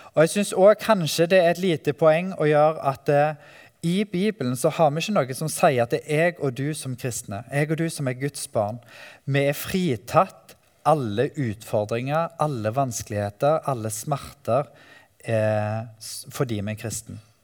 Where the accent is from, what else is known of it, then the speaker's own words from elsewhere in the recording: Ølensvåg, Rogaland, Norway; also born or lived in Oslo; now in Grimstad, Norway; Jeg eh, bor i Grimstad, men er fra Vestlandet, Ølensvåg